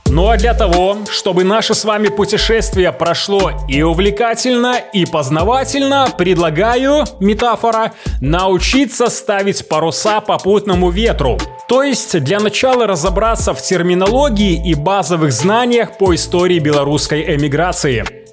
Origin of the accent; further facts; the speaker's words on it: Belarus; мы белорусы